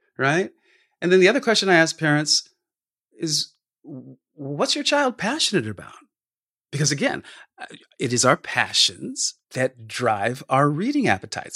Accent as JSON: {"language": "English", "region": "California", "country": "United States", "tie": "born or raised there", "said": "I grew up in California and not in the Midwest"}